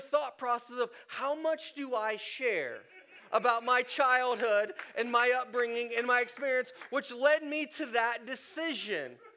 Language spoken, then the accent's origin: English; Columbus, Ohio, United States; I grew up in Ohio, north side of Columbus